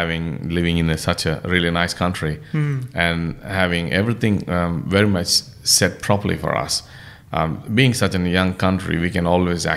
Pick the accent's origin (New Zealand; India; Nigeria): India; southern India; moved away as an adult; now in Sydney, Australia; I'm actually basically from India.